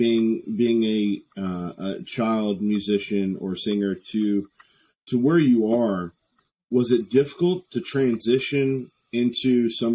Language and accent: English; Roanoke, Virginia, United States; I'm from Roanoke, Virginia